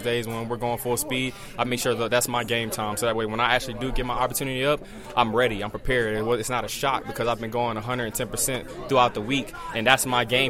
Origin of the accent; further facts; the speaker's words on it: Decatur, Georgia, United States; also born or lived in Lawrenceville, Georgia; I'm from Georgia